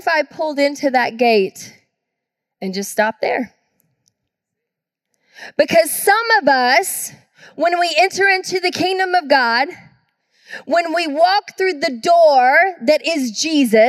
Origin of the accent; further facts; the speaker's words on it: Georgia, United States; now in Tacoma, United States; I grew up in the South in Georgia